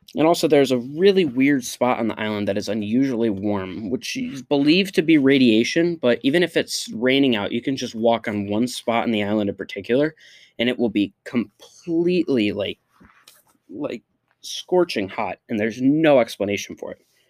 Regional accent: Liverpool, New York, United States; also born or lived in Waterford, New York; Despite being from Syracuse and going to school there every year, every year of my life

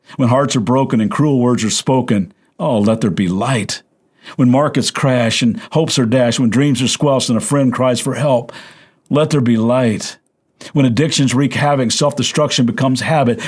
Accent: Kentucky, United States; I'm from Kentucky

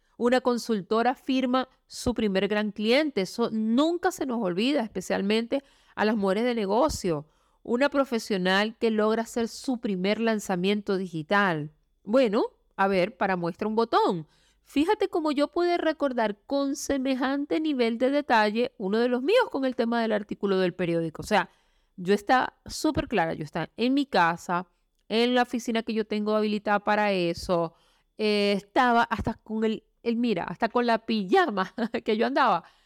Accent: Venezuela; moved away as an adult; now in Chile; Yo soy venezolana viviendo en Chile. Salí de mi país hace más o menos unos cuatro años y medio

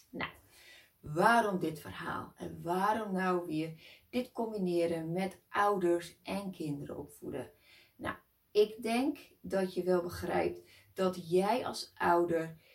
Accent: Netherlands; Ja, ik kom uit Nederland

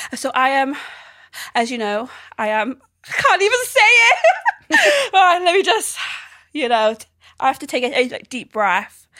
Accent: South Wales, United Kingdom; I am from the South Wales

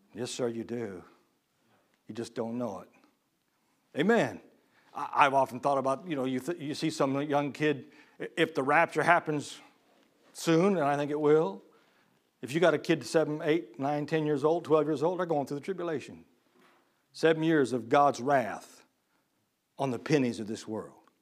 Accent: Illinois, United States; I was born and raised in Illinois, I mean, the land of Lincoln

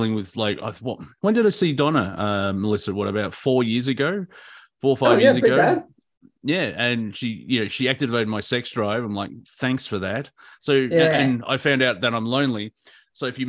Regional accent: Australia; we're Australian

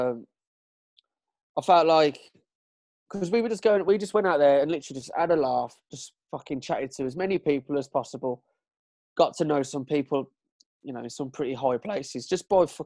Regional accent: Birmingham, West Midlands, United Kingdom; we're from we're from Brum

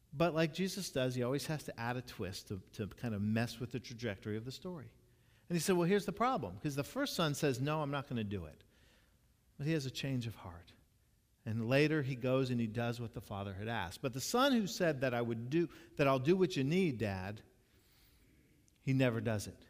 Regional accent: Jacksonville, Florida, United States; when I was growing up in Jacksonville

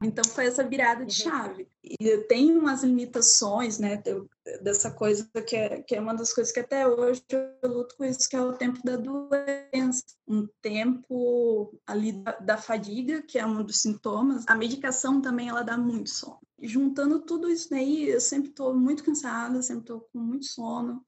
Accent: Maceió, Alagoas, Brazil; moved away as an adult; now in Curitiba, Brazil; sou de Maceió, de Alagoas.

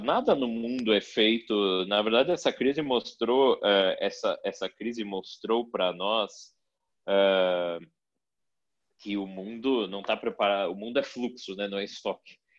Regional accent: Brazil; a nossa vida aqui como brasileiro, como brasileiros

